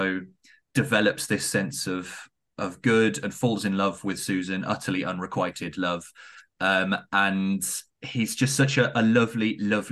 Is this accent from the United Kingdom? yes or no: yes; the Southwest, South West England, United Kingdom; I'm also from the Southwest